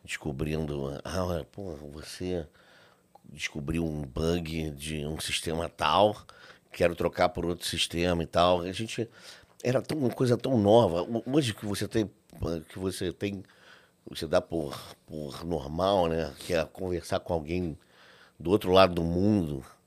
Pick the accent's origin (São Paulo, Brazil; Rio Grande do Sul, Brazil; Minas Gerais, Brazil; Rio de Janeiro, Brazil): Rio de Janeiro, Brazil; sou do Rio de Janeiro, nascido e criado no Rio.